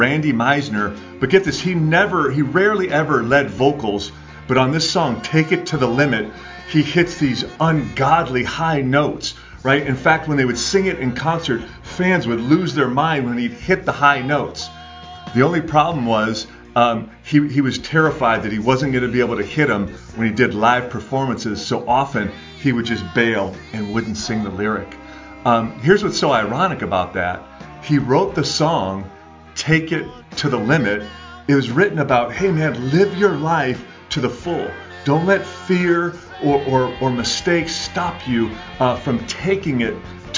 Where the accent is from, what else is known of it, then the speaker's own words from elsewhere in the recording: Detroit, Michigan, United States; I'm from Detroit, so I got deep Motown roots. And I remember growing up